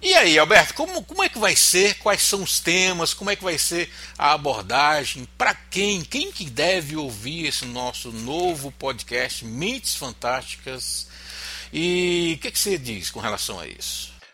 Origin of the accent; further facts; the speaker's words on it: Fortaleza, Ceará, Brazil; Eu sou de Fortaleza